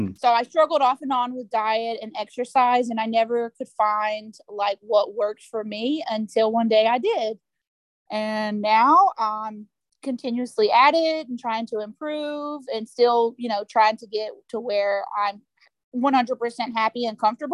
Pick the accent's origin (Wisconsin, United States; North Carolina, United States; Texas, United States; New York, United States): Texas, United States; I'm from Texas